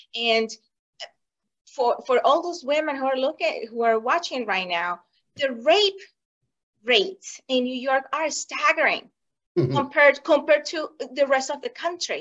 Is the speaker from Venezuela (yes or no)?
yes; Venezuela; moved away as an adult; now in United States; I was born in Venezuela, and I saw the Venezuela before Hugo Chavez